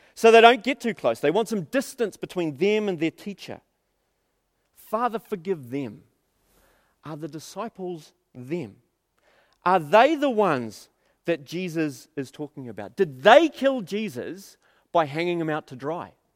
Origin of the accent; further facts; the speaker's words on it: Auckland, New Zealand; we spent thirty years of my life, um, growing up in South Auckland